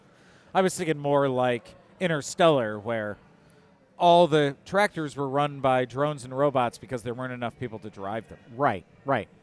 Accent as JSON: {"language": "English", "town": "Detroit", "region": "Michigan", "country": "United States", "tie": "born or raised there", "moved": "yes", "lives_now": "Illinois, United States", "said": "I grew up in Detroit"}